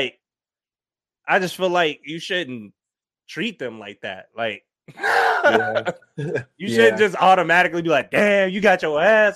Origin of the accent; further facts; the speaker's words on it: Minnesota, United States; moved away; also born or lived in Detroit; I'm from Minnesota